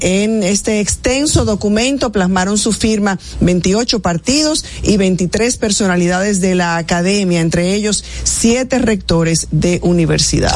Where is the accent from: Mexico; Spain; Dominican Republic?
Dominican Republic; experimentamos todos como, como dominicanos